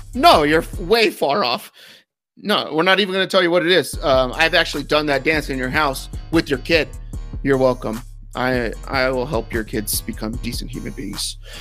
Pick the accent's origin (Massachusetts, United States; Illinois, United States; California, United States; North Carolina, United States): California, United States; Northern; I'm from the Northern California region originally